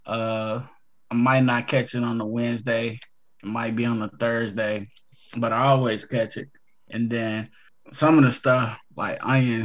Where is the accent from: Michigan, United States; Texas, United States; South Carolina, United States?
Michigan, United States; Detroit; I come from Detroit Public Schools